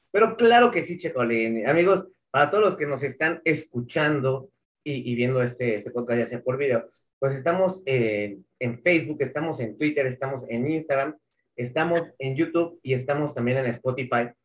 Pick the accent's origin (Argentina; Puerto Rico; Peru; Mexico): Mexico; Como, mexicano